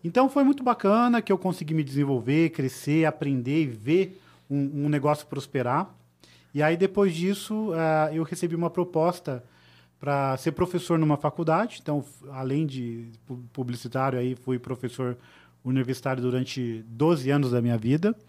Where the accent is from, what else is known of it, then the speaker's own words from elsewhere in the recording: Tatuí, São Paulo, Brazil; also born or lived in Sorocaba; eu vim da cidade de Sorocaba, na verdade, a minha família é de Tatuí, né, uma cidade bem pequenininha, próxima de São Paulo.